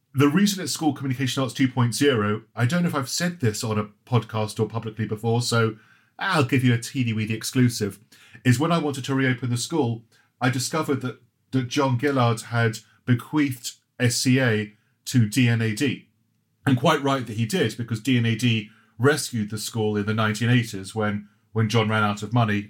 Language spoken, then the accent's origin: English; Croydon, London, United Kingdom; also born or lived in Johannesburg; I grew up in Croydon